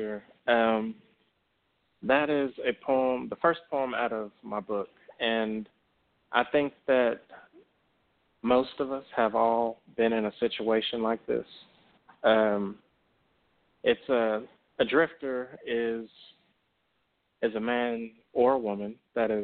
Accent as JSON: {"language": "English", "town": "Dallas", "region": "Texas", "country": "United States", "accent": "country drawl", "said": "I'm from Texas. You know, I'm from Dallas, so I got that country draw"}